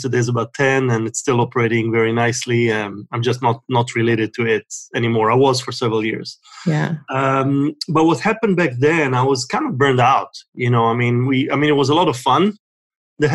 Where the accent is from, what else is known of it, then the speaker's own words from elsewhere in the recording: Israel; moved away as an adult; now in United States; I was born and raised in Israel